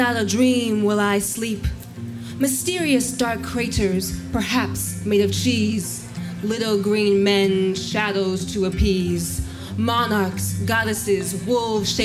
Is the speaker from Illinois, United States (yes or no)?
no; Los Angeles, California, United States; I'm from Los Angeles